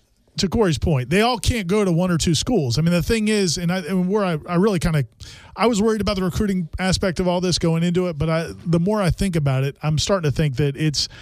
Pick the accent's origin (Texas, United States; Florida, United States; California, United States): Florida, United States; Miami; I grew up in Miami.